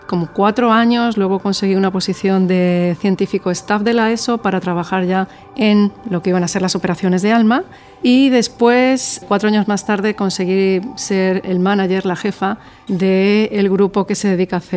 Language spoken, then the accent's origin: Spanish; Spain; moved away as an adult; now in Chile; soy astrónoma española y vine a Chile en el 2006